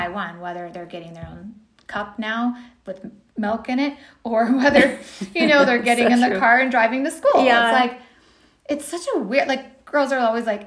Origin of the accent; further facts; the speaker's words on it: California, United States; moved away; I'm from California originally